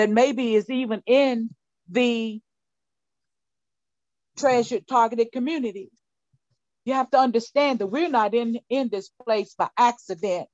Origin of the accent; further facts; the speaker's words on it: Tennessee, United States; my hometown here in Tennessee